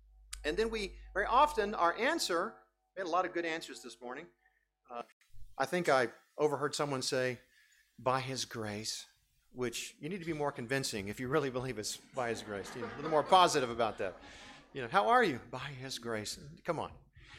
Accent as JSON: {"language": "English", "town": "Lomé", "region": "Maritime", "country": "Togo", "tie": "born or raised there", "said": "I grew up in West Africa, and I've told you this many times where I grew up. Grew up in a city now called Lomé, Togo. In West Africa, it's a small country."}